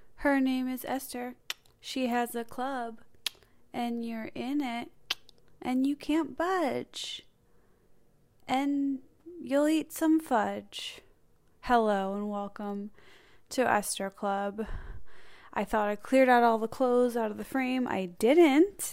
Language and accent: English; Chicago, Illinois, United States; I'm from Chicago